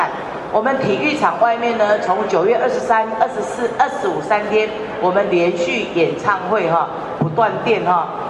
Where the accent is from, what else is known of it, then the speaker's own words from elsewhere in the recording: Changhua County, Taiwan; 还有我们彰化人立足世界的一个影响力。那也结合彰化在地二十六乡镇特色行销